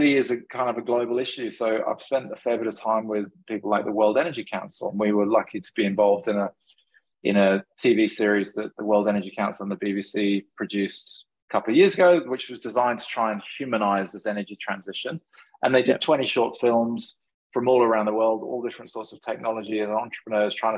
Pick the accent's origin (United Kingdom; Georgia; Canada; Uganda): United Kingdom; England; moved away; I grew up in England sailing a lot